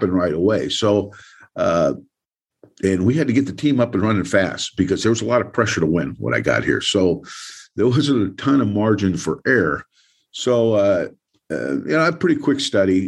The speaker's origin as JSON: {"language": "English", "town": "Salinas", "region": "California", "country": "United States", "also_born_or_lived": "Alabama", "moved": "as an adult", "said": "being a Californian, okay, through and through, I mean, I'm from Salinas, California."}